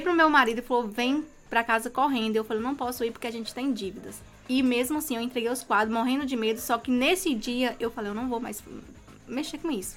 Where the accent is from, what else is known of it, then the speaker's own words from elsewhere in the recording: Serra, Espírito Santo, Brazil; Eu sou de Serra, sou da Grovila 11